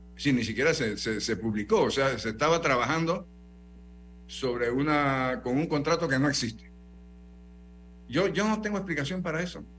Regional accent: Panama; como panameño

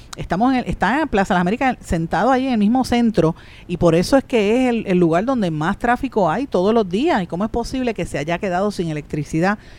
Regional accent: Guaynabo, Puerto Rico; por el área de mi pueblo de Guainabo

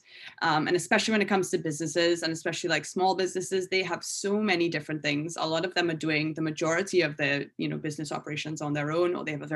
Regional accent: Trinidad & Tobago; moved away as an adult; now in United States; I'm from Trinidad and Tobago. So when I left Trinidad, you know, I moved to the States when I was 18

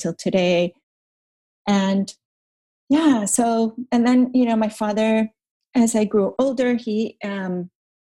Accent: Caracas, Capital District, Venezuela; I grew up in Venezuela, and I grew up in Caracas, which is, you know, pretty big city

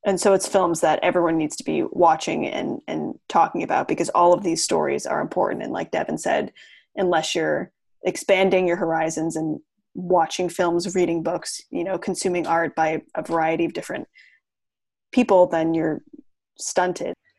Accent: Portland, Maine, United States; I'm from Portland, Maine

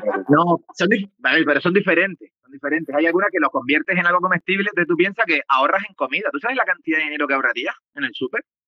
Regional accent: Canary Islands, Spain; yo soy un joven canario, un joven canario de 40 años.

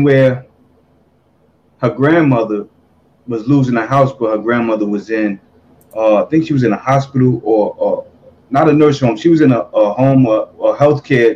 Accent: New Jersey, United States; I'm from Jersey. From North.

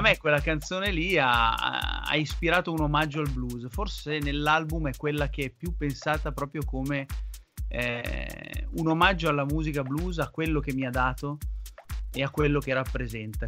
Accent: Gorgonzola, Lombardy, Italy; sono di Gorgonzola

